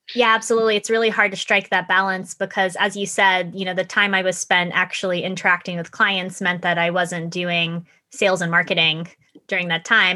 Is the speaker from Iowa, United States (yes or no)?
no; Florida, United States; moved away as an adult; also born or lived in Japan / Connecticut; I was born and raised in Florida. My mom is Japanese, so I grew up essentially going back and forth between Japan and the United States